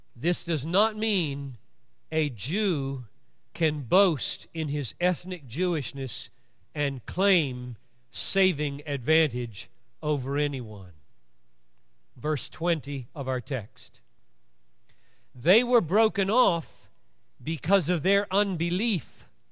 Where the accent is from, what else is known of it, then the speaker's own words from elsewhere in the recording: United States; I'm an American, or I'm a Baptist, or I'm a male